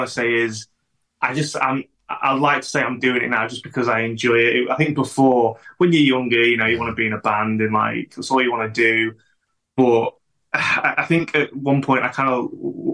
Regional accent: Chesterfield, East Midlands, United Kingdom; moved away as an adult; also born or lived in Dronfield; now in Sheffield, United Kingdom; I was born in Chesterfield

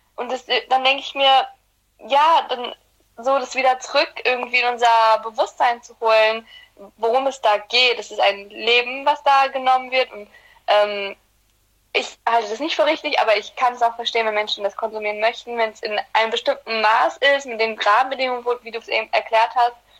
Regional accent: Black Sea Region, Turkey; wir kommen aus der Schwarzmeerregion

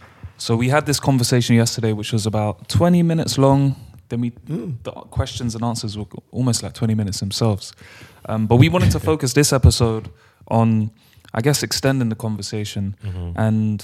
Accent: London, United Kingdom; we're from London, bro.

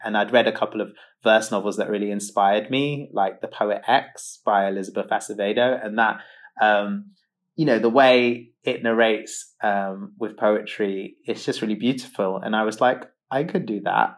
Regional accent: London, United Kingdom; I have been a mixed race gay teenager growing up in London

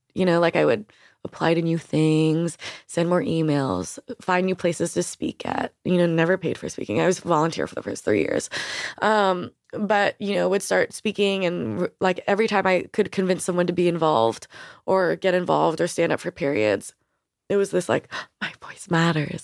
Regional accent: New York, United States; I grew up in New York

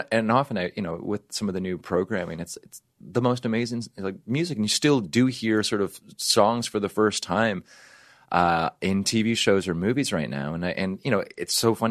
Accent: Canada; now in United States; I'm from Canada

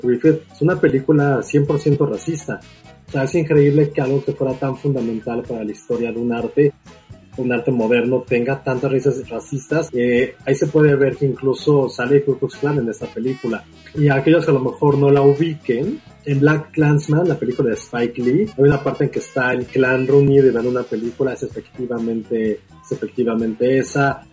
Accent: Mexico; como mexicanos

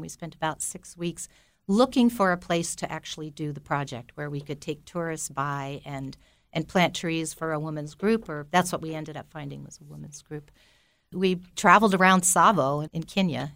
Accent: Belleville, New Jersey, United States; I grew up in Belleville, New Jersey, and my family had a tavern business called Binky's Tavern, and I lived on top of it for nineteen years before I went away to college

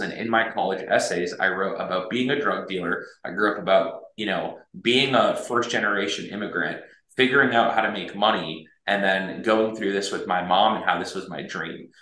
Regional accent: United States; I was raised here in the United States. I moved here when I was six months old

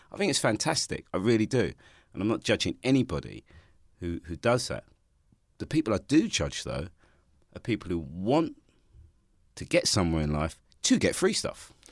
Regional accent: London, United Kingdom; also born or lived in Hackney; I grew up in Ha-, in Stoke-Newington

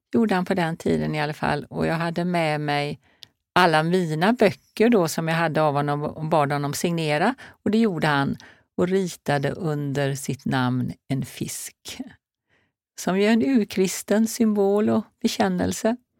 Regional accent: Marstrand, Västra Götaland, Sweden; moved away; also born or lived in Hola, north of Alingsås; det är ju där jag är född och uppvuxen.

